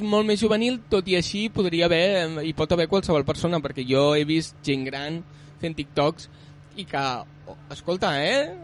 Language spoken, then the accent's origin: Catalan; Barcelona, Catalonia, Spain; also born or lived in Vilanova i la Geltrú; jo sóc de Barcelona